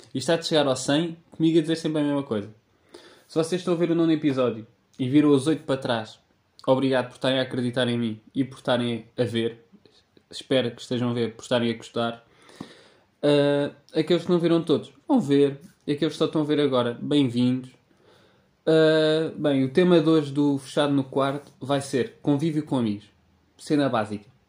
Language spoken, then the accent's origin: Portuguese; Sintra, Lisbon, Portugal; eu que sou um tipo de Sintra.